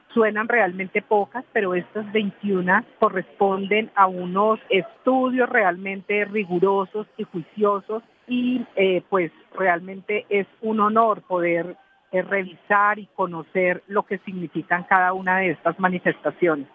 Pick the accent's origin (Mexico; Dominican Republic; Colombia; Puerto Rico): Colombia; lo que somos como colombianos